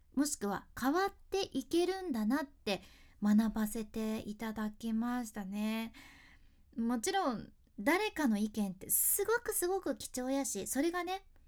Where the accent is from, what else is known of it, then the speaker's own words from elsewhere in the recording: Hakata, Fukuoka, Japan; accent: Hakata dialect; ここでなまっちゃった博多弁の